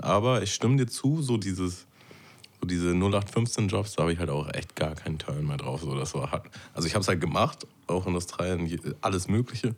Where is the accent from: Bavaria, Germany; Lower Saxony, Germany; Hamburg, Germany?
Hamburg, Germany; Hamburg ist halt schon meine Heimat, so ich fühle mich sehr verbunden mit dieser Stadt